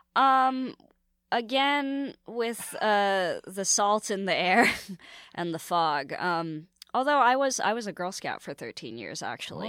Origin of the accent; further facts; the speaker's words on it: San Francisco, California, United States; now in New York, United States; San Francisco is a really cool place to grow up, like young and Asian